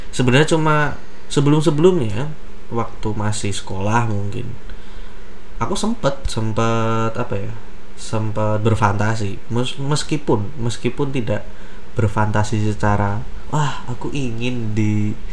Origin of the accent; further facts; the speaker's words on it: Sukoharjo, Central Java, Indonesia; now in Solo, Indonesia; Aku asalnya dari Sukoharjo dan sekarang tinggal di Solo.